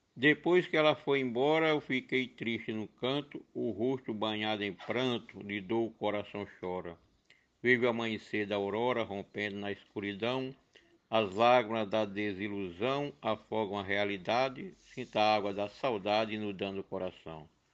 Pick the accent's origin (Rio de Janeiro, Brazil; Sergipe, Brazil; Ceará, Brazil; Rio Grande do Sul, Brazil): Ceará, Brazil; moved away as an adult; now in João Pessoa, Brazil; Cresci lá no Ceará, mas após tornar-me adulto, ao turismo presto culto, vivo para lá e para cá